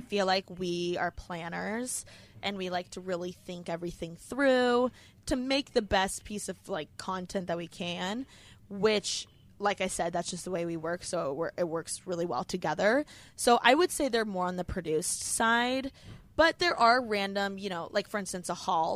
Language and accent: English; Bloomington, Indiana, United States; moved away as an adult; now in Los Angeles, United States; I am from Bloomington, Indiana. I was born in a small college town